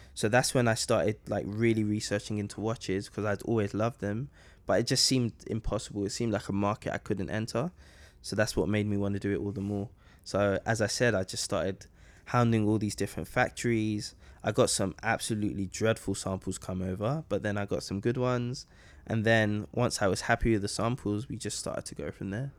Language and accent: English; London, United Kingdom; growing up in London